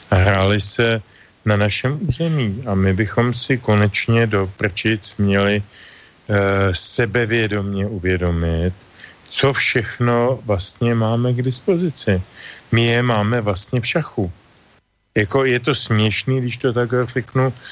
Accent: Czechia

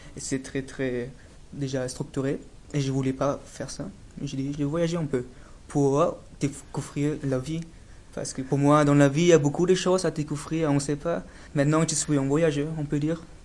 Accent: Dresden, Saxony, Germany; French is a second language; je suis né en Allemagne, à Dresden, dans l'est d'Allemagne

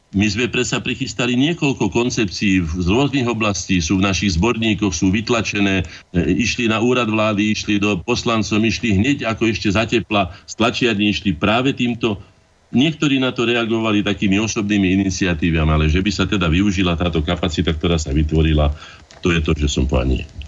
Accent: Slovakia

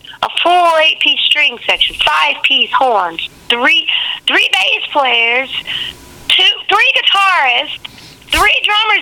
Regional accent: the South, United States; also born or lived in Memphis; now in Huntsville, United States; I'm from the South, so I'm a Baptist

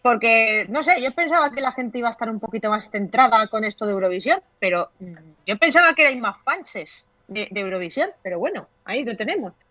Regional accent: Elda, Valencian Community, Spain

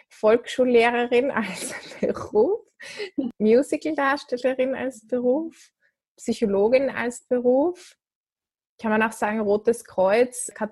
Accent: Switzerland; ich bin ja, Schweizerin.

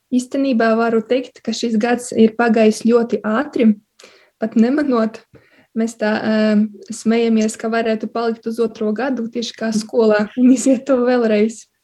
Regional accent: Silene, Augšdaugava Municipality, Latvia; moved away as an adult; now in Riga, Latvia; Es eh, nāku no Latvijas puses, no maza ciematiņa Silenes. Eh, tas ir pie Baltkrievijas robežas

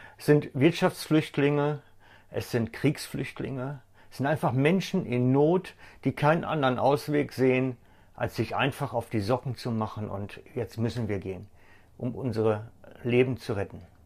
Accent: Germany; bei uns in Deutschland

